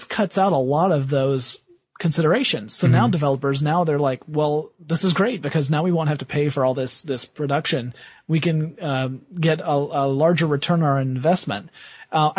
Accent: the South, United States; I am from the South

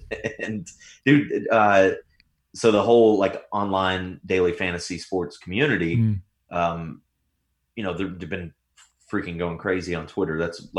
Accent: Tennessee, United States; I'm from Tennessee, so I grew up in the sticks.

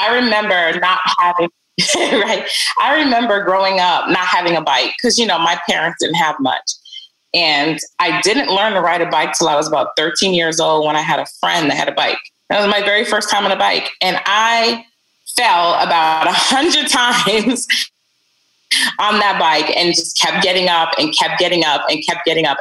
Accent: New York City, New York, United States; also born or lived in Barbados; they brought me over when I was about seven years old. And I moved to Brooklyn.

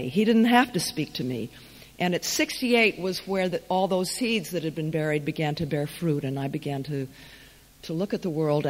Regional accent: United States; I hated being an American in France

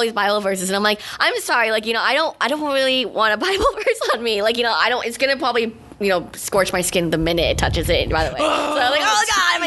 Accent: United States; first language English; I was born and raised in America. I don't even know the language. I know English. I only know English.

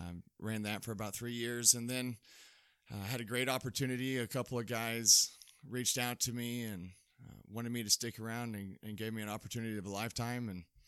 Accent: Fort Worth, Texas, United States; now in Dodge City, United States; Correct. I'm from Dallas-Fort Worth area, yeah. Texas.

